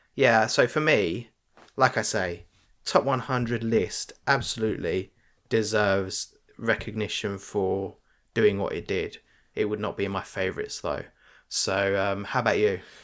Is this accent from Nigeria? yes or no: no; United Kingdom; we're British